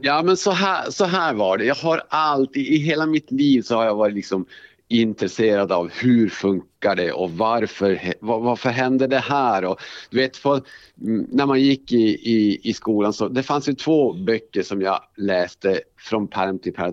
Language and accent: Swedish; Älvsbyn, Norrbotten County, Sweden; moved away as an adult; also born or lived in Borås / Luleå; now in Skellefteå, Sweden; när jag var ganska liten så flyttade vi upp till en by som heter Älvsbyn. Mm. Eh, och eh, där har jag vuxit upp